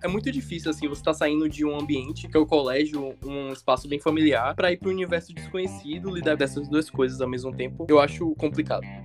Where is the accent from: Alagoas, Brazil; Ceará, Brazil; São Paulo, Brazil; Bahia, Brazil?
Bahia, Brazil; Salvador; Eu sou daqui de Salvador mesmo